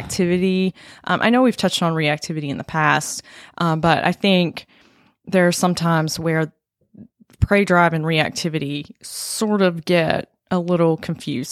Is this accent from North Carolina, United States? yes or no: yes; North Carolina, United States; I was born and raised in North Carolina.